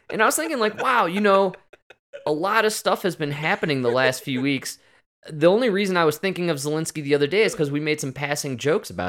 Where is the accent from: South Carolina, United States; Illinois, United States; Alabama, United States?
Illinois, United States; Arlington Heights; I'm from Arlington Heights